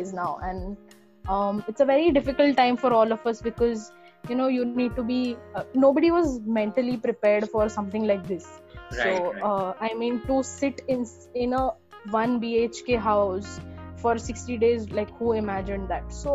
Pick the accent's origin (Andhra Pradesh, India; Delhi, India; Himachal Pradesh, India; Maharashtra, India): Maharashtra, India; Pune; I am born and brought up in Pune